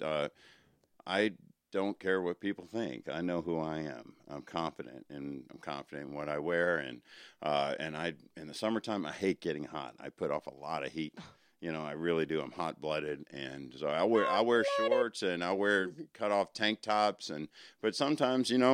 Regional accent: Richmond, Virginia, United States; also born or lived in Louisville, Kentucky; I claim Richmond

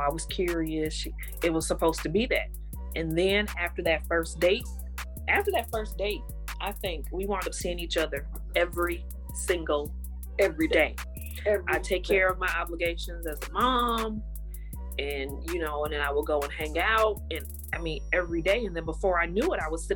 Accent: Milwaukee, Wisconsin, United States; born and raised here in Milwaukee, Wisconsin

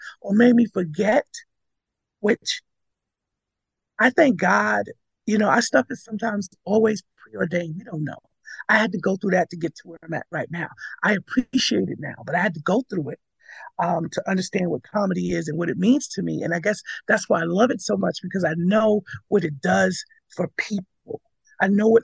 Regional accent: New York City, New York, United States; also born or lived in Connecticut / Coney Island; I was born in Brooklyn

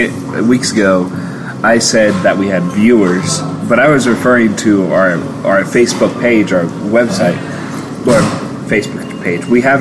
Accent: Kansas, United States; it says that I'm from Kansas

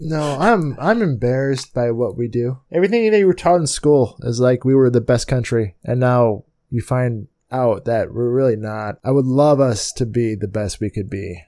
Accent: United States; I'm American

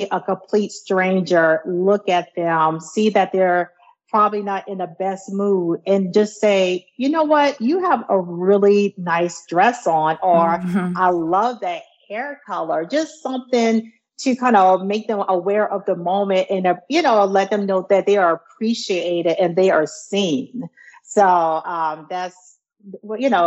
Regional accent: near Charleston, South Carolina, United States; moved away; We are from South Carolina, a place near near Charleston, South Carolina. So we're a good country folks.

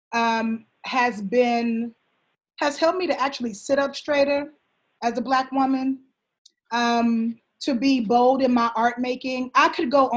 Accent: Houston, Texas, United States; now in Harlem, United States; A little Black girl growing up in Houston, taking my little dance classes

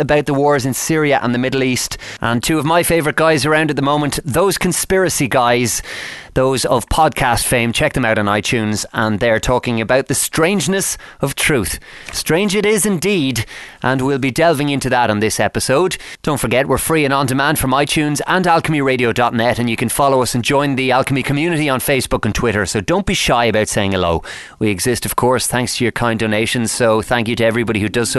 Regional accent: Ireland; Ireland, my home country

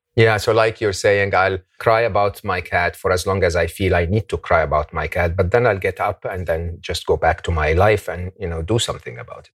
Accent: Egypt; moved away; I come from Egypt

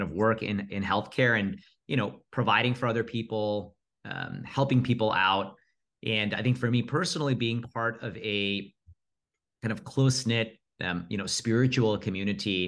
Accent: Rockland County, New York, United States; I was born and raised in Rockland County, really nice NYC commuter suburbs.

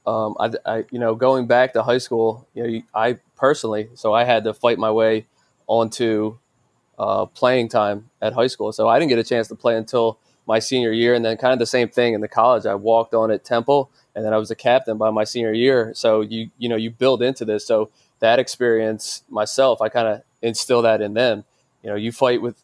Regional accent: Philadelphia, Pennsylvania, United States; my father was a fighter in Philadelphia, so I'm originally from Philadelphia

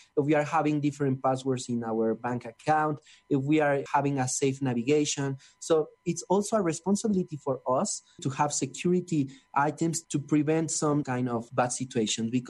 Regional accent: Mexico City, Mexico; I'm from Mexico City

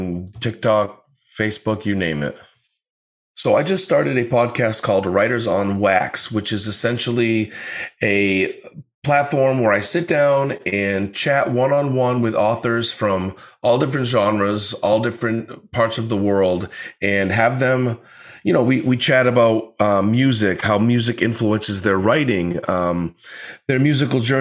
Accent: Maine, United States; I grew up in Maine

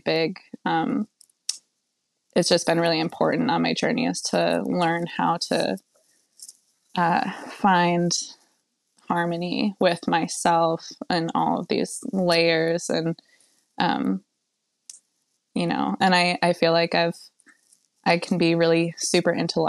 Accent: Western New York, United States; I grew up in Western New York, kind of a super small, like really rural place

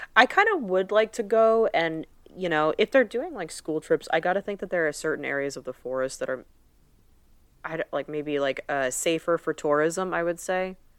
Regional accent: United States; We're two American girls

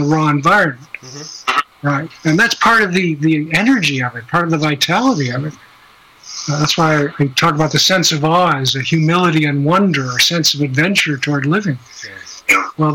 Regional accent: Midwest, United States; I grew up in the Midwest

